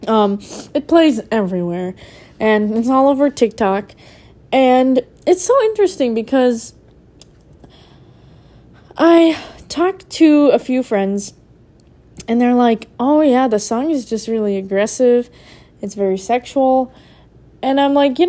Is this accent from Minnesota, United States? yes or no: yes; Minneapolis, Minnesota, United States; I'm from Minneapolis.